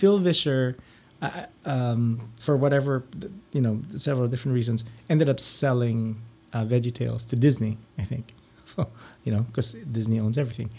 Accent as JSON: {"language": "English", "country": "Philippines", "tie": "born or raised there", "moved": "as an adult", "lives_now": "Ann Arbor, United States", "said": "I grew up in the Philippines"}